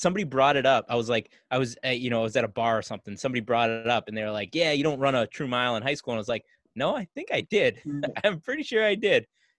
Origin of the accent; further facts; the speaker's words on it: Massachusetts, United States; Mike and I are from Massachusetts.